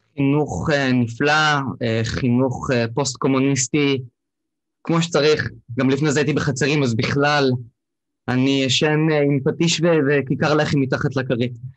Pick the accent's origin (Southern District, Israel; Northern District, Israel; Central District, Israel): Southern District, Israel; Beersheba; moved away; כי אני במקור מבאר שבע